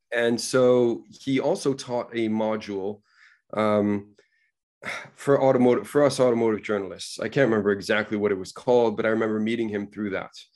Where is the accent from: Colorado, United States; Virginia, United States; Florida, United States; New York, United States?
New York, United States; New York City; moved away; also born or lived in Coventry; I was born in New York City